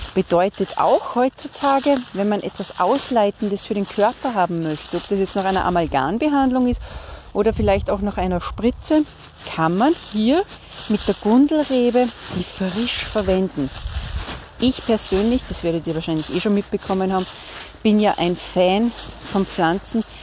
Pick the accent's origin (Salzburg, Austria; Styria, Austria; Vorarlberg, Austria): Salzburg, Austria; ich komme ja aus Salzburg